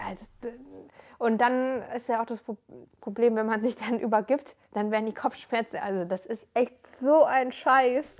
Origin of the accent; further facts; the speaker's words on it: near Frankfurt, Hesse, Germany; moved away as an adult; also born or lived in Darmstadt; ich bin noch in Hessen groß geworden, ähm, in der Nähe von Frankfurt